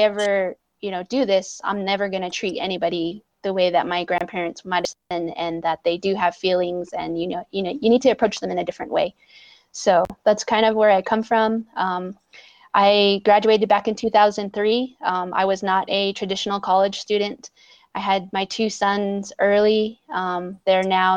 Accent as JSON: {"language": "English", "region": "Arizona", "country": "United States", "tie": "born or raised there", "said": "I was born and raised here on the Navajo Nation"}